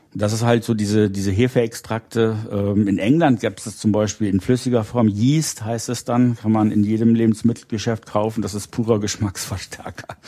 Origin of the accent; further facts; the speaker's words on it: Rhineland, Germany; ich bin im Rheinland aufgewachsen